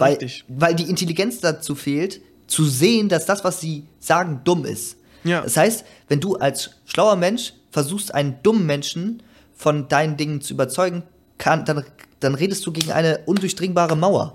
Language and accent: German; Germany; ich jetzt als Deutscher